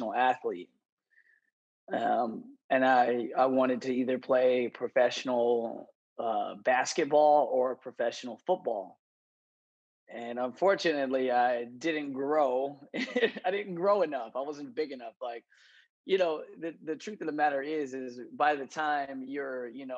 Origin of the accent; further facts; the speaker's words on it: San Francisco Bay Area, California, United States; now in Chicago, United States; I'm from the San Francisco Bay Area in California, but I actually live in Chicago, Illinois